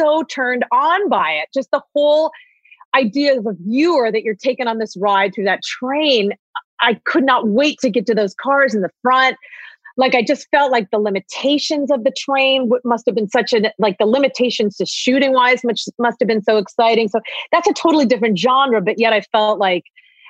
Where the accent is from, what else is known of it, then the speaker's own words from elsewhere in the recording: Ohio, United States; I'm from Ohio. Like I grew up doing theater.